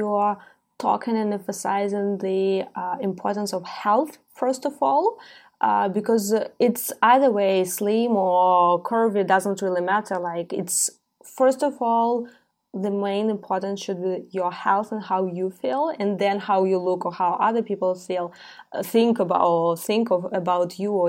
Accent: Ukraine; I'm born and raised in Ukraine, in Soviet Union, yep. Post-Soviet Union country with very strong ballet school.

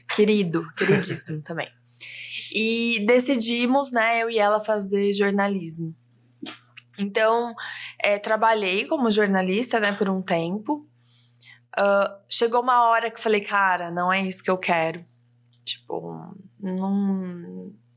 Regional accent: Ribeirão Preto, São Paulo, Brazil; moved away as an adult; now in São Paulo, Brazil; uma menina do interior de São Paulo, nasci em Ribeirão Preto e morei em Ribeirão, fiz faculdade lá. Daí, com 21 anos, vim para São Paulo.

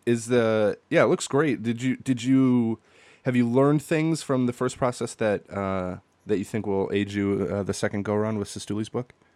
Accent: Green Bay, Wisconsin, United States; born and raised in Green Bay, Wisconsin.

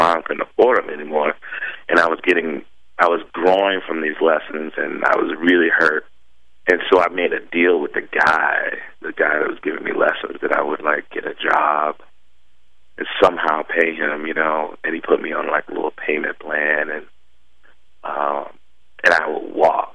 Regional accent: Virginia, United States; also born or lived in Chesapeake, Virginia; where I grew up in Virginia

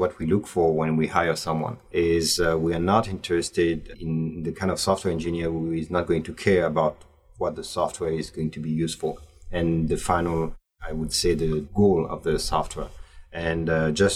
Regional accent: Paris, Île-de-France, France; I was born in Paris

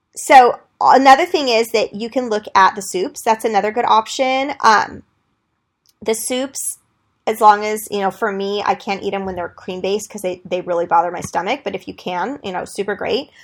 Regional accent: Greece; I'm from Greece

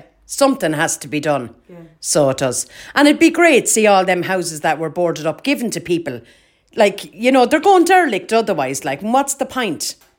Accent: Kilkenny, Leinster, Ireland; All my life. Born, bred and reared in the Butts.

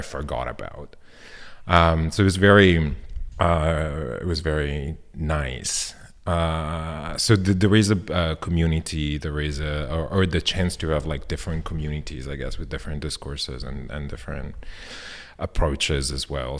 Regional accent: Milan, Lombardy, Italy; English is a second language; now in Berlin, Germany; I grew up in Milan

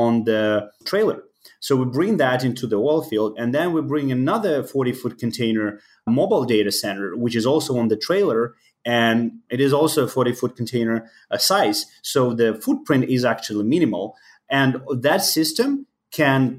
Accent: Ukraine; English is a second language; moved away as an adult; now in Chicago, United States; I was born in Ukraine. So right now I live in Chicago. I moved to the country around 10 years ago.

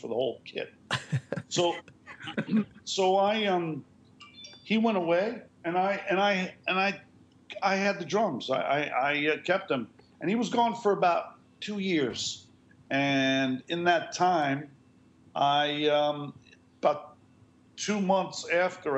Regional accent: New York, United States; where I grew up in New York

